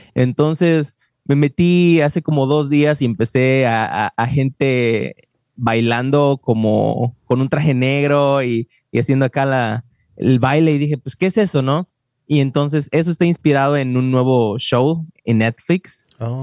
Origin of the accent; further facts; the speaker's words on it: Mexico; now in Wisconsin, United States; yo soy de México